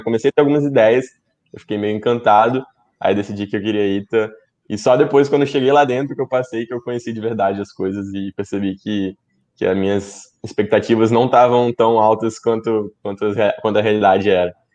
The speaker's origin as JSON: {"language": "Portuguese", "region": "Espírito Santo", "country": "Brazil", "said": "eu sou do Espírito Santo"}